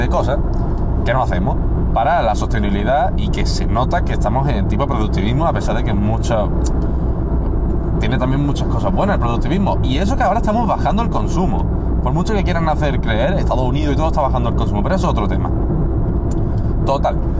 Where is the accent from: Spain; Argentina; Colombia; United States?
Spain; Málaga province, Andalusia; nosotros no somos de Málaga Capital